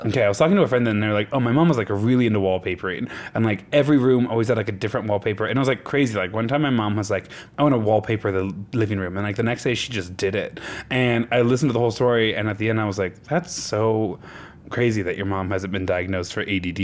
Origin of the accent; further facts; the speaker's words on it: Nebraska, United States; moved away; I'm from Nebraska